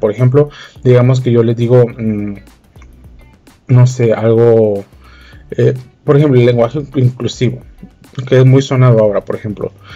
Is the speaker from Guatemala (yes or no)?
yes; Guatemala; yo soy de Guatemala